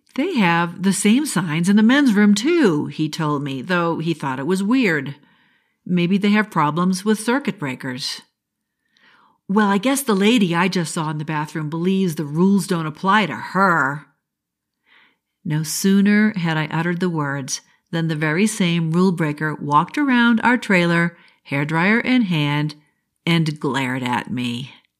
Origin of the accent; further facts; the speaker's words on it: New England, United States; I'm from New England